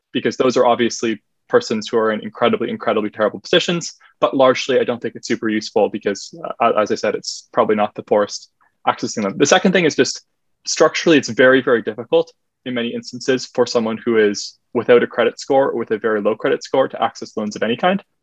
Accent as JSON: {"language": "English", "town": "Halifax", "region": "Nova Scotia", "country": "Canada", "tie": "born or raised there", "said": "my hometown of Halifax"}